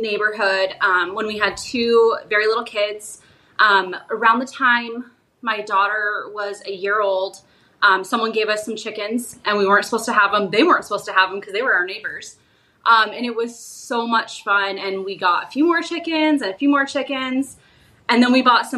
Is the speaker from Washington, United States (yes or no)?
no; Arizona, United States; my husband and I are both born and raised in Arizona